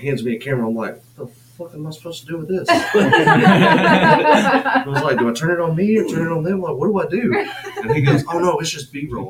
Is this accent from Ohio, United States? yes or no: no; North Georgia, United States; moved away as an adult; now in South Georgia, United States; because I'm not originally from South Georgia. I'm from North Georgia.